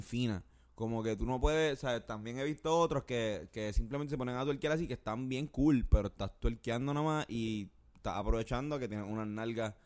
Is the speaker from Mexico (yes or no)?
no; Puerto Rico; uno como boricua